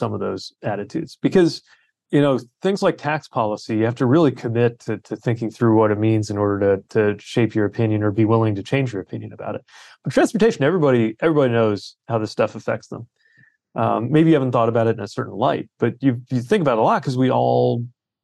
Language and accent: English; South Bend, Indiana, United States; my hometown of South Bend